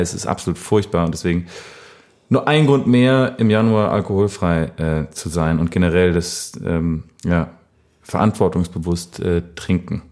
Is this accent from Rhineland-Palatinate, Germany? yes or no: no; Bad Laasphe, North Rhine-Westphalia, Germany; moved away; aus dem kleinen, feinen Ort Bad Larsve, wo ich aufgewachsen bin